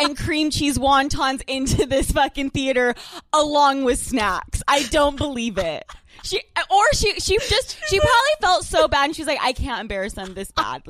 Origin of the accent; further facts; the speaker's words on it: Utah, United States; moved away; I am from Utah.